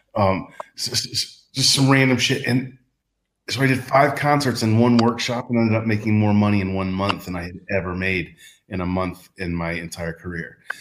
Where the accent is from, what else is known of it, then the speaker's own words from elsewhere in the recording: Texas, United States; now in Porto, Portugal; a gay kid growing up in Texas